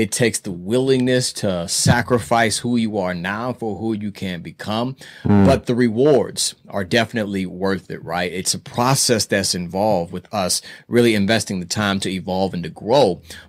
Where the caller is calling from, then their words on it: Indianapolis, Indiana, United States; I am calling from Indianapolis, Indiana, aka Naptown.